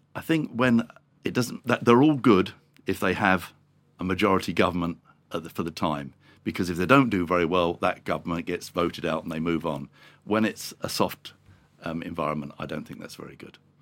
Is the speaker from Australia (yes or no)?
no; England, United Kingdom; being English